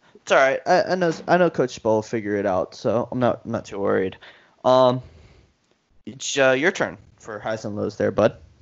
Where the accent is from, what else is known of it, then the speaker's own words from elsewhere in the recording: Miami, Florida, United States; we're from Miami